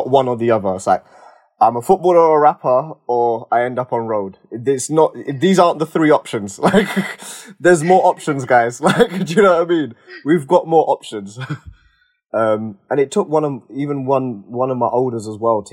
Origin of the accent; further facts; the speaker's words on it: London, United Kingdom; I'm from East London as well